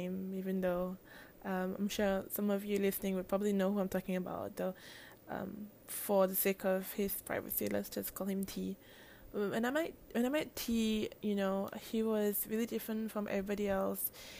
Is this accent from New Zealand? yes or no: no; Singapore; also born or lived in Melbourne, Australia; I'm actually from Singapore. I mean, I'm based in Singapore still